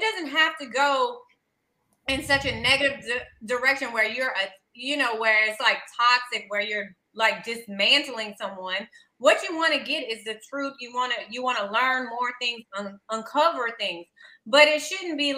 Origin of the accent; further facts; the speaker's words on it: the South, United States; I'm someone from the South. And she said some disparaging things about how we sound and how we talk